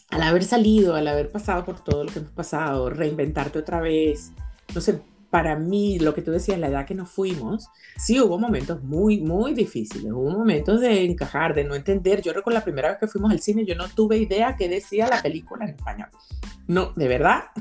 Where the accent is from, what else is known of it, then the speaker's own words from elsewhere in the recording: Venezuela; moved away as an adult; now in Australia; yo tenía planeado salir de Venezuela